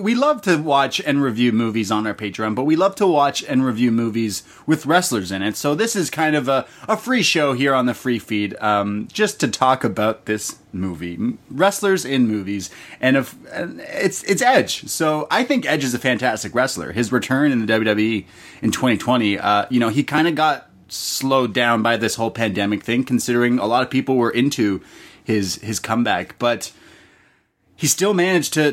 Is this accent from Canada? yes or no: yes; Toronto, Ontario, Canada; I'm from Toronto, my whole life living here